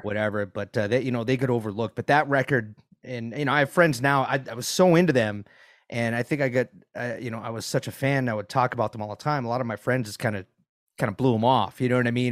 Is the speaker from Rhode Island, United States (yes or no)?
yes; Providence, Rhode Island, United States; now in Gainesville, United States; I grew up in Providence